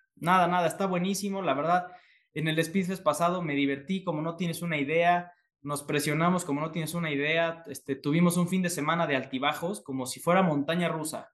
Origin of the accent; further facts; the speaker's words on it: Puebla, Mexico; yo soy de Puebla